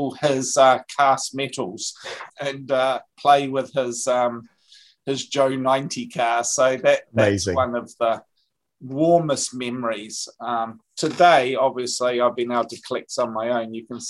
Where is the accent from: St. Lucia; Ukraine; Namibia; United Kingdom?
United Kingdom; North West England; now in New Zealand; I grew up in the UK